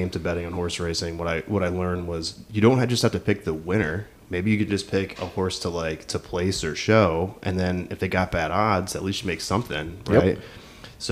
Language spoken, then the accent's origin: English; Queensbury, New York, United States; moved away as an adult; also born or lived in Long Island, New York / Binghamton, New York; now in Kansas City, United States; when I was six, we moved from Long Island. My parents are from Brooklyn. We moved from Long Island to Queensborough, New York, which is about 20 or 30 minutes, give or take, from Saratoga